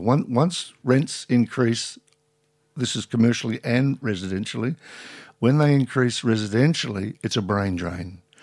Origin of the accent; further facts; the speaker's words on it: Carlton, Victoria, Australia; now in St Kilda, Australia; I grew up in Carlton as a child